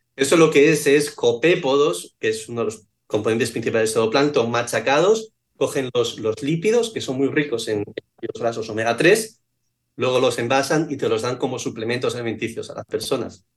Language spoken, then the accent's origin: Spanish; Asturias, Spain; moved away as an adult; also born or lived in Connecticut, United States; now in Bermuda; Yo que soy de Asturias